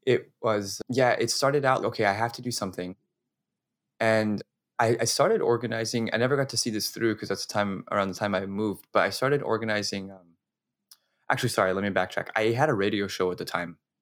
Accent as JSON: {"language": "English", "town": "Las Cruces", "region": "New Mexico", "country": "United States", "tie": "born or raised there", "said": "I'm originally from New Mexico, from a town called Las Cruces."}